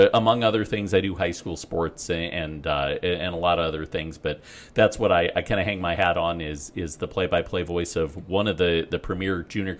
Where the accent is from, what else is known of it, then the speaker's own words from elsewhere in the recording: Fort Morgan, Colorado, United States; moved away; also born or lived in Pueblo, Colorado; I'm from Fort Morgan, but I went to college in Pueblo.